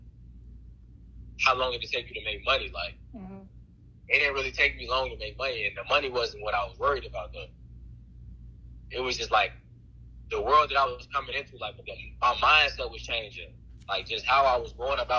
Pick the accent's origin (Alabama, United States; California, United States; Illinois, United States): Illinois, United States; Chicago; I'm from Chicago.